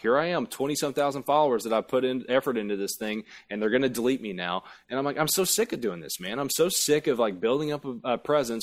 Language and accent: English; Appalachia, United States; I really am from a holler, um, in, in Appalachia